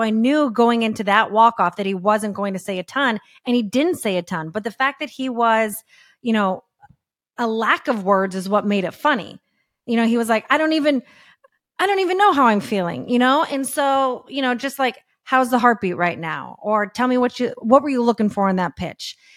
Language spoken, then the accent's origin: English; Texas, United States; moved away as an adult; also born or lived in San Diego / Thousand Oaks / Los Angeles; I'm from Texas